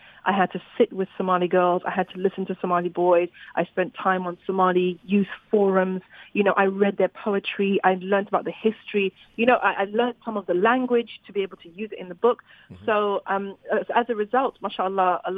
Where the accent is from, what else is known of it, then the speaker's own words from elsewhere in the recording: Zimbabwe; I grew up in Zimbabwe